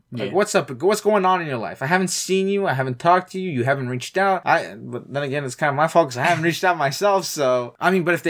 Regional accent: Canada; I'm Canadian.

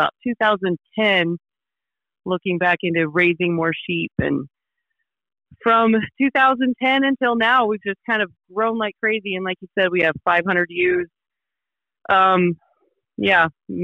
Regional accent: Torrington, Wyoming, United States; moved away as an adult; now in Idaho, United States; I grew up in Torrington, Wyoming

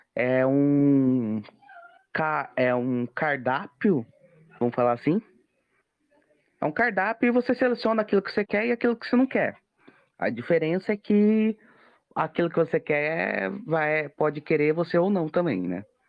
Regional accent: Brazil; eu sou brasileiro

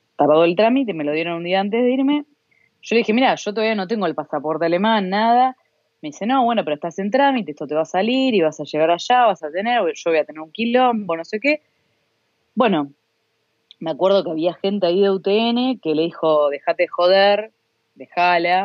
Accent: Argentina

